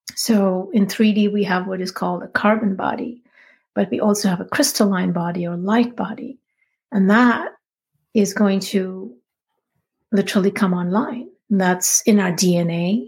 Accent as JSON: {"language": "English", "country": "India", "tie": "born or raised there", "said": "I grew up in India."}